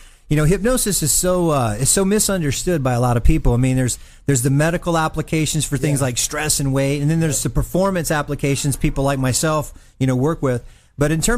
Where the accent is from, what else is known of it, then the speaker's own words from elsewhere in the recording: Mobile, Alabama, United States; great athletes that come from my hometown of Mobile, Alabama